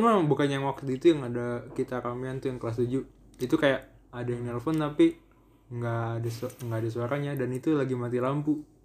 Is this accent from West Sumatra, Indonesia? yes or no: no; Magelang, Central Java, Indonesia; Gue gue Magelang